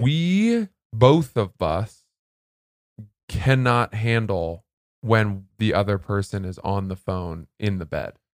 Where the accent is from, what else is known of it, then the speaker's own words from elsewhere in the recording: Maine, United States; also born or lived in New Jersey; I grew up in Maine.